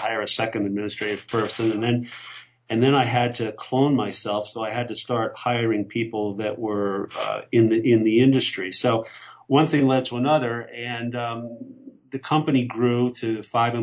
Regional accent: Pennsylvania, United States; we grew up in Pennsylvania

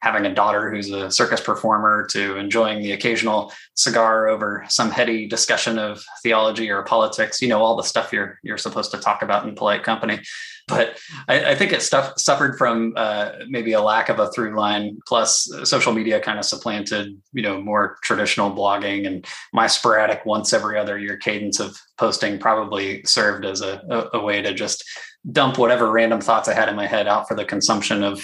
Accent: Sacramento, California, United States; Growing up in the Sacramento area

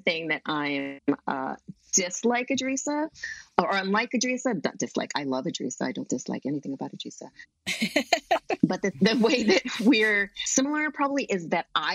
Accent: Hawaii, United States; moved away; because I grew up in Hawaii

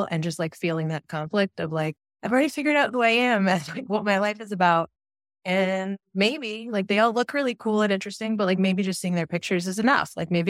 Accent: Michigan, United States; also born or lived in Ann Arbor, Michigan; now in Pittsburgh, United States; I think I'm 37. So … I'm 37. I currently live in Pittsburgh, Pennsylvania, and I grew up in Michigan.

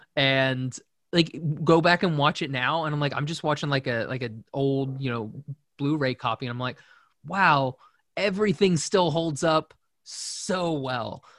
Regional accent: Shawnee, Oklahoma, United States; moved away as an adult; I'm from Shawnee, Oklahoma

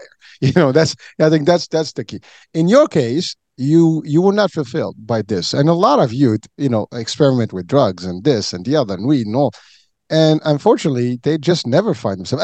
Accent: Morocco; moved away; I was born and raised in Morocco

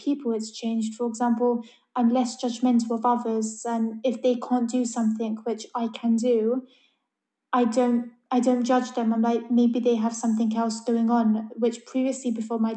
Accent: London, United Kingdom; I'm from London. I've lived here my whole life

